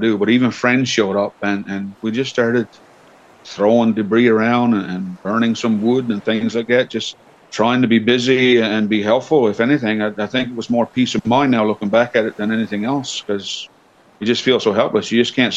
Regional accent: Channel-Port aux Basques, Newfoundland and Labrador, Canada; I'm born and raised in Port of Basque.

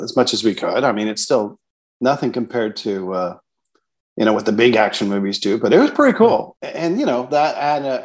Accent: Canada; We're Canadian

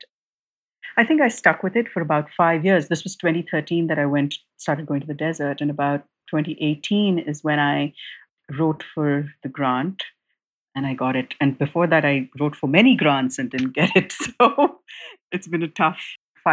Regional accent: India; growing up in India at that time

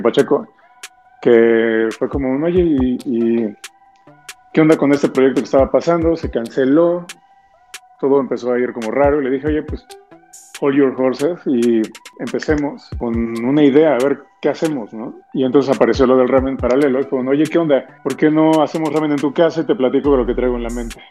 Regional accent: Mexico City, Mexico; also born or lived in Lima, Peru; yo llevo viviendo en México, yo nací aquí, pero yo viví toda mi niñez en Lima y hasta los nueve años llegué a la Ciudad de México.

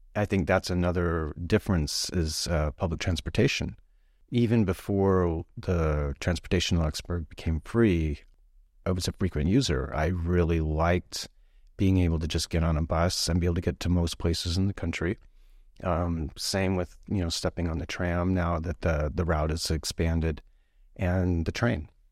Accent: Portland, Oregon, United States; first language English; moved away as an adult; also born or lived in Madison, Wisconsin; now in Maine, United States; what I grew up with in Portland, Oregon, on the Pacific coast of the United States.

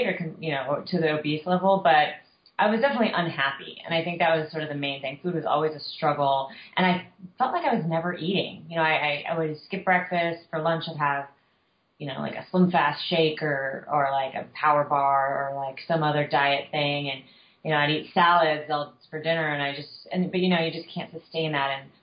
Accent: Southern California, United States; I was a kid, and I was growing up in Southern California.

